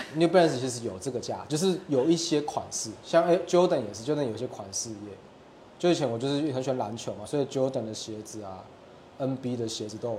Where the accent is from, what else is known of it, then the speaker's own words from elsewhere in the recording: Taiwan; 米对我们台湾人来说是一个太熟悉不过的东西了